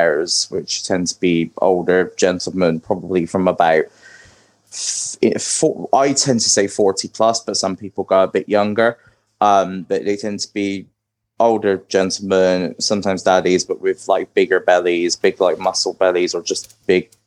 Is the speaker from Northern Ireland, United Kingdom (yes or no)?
no; Bristol, South West England, United Kingdom; now in Birmingham, United Kingdom; originally I'm from Bristol in the UK, which is like down in the West Country.